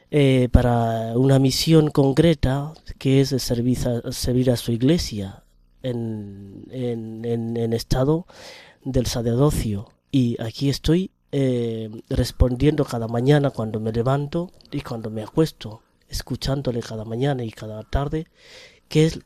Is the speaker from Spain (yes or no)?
no; Kenya; Pues soy natural de Kenia.